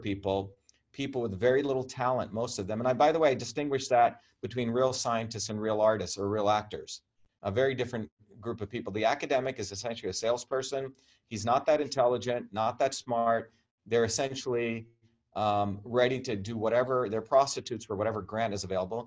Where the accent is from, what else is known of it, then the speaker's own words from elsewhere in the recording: India; also born or lived in Massachusetts; now in United States; I grew up in India in an environment where we were considered low caste